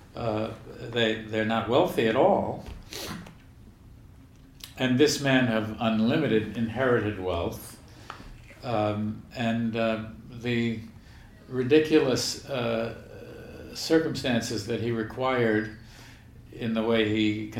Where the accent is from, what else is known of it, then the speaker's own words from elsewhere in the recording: Virginia, United States; moved away; I come from Virginia.